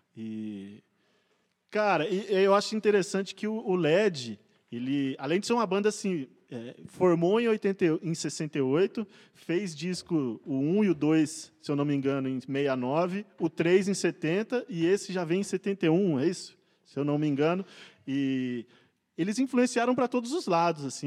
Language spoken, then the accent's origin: Portuguese; Brazil; now in São Paulo, Brazil; pro interior, visitei Manhinha. E lá, né, casa onde eu cresci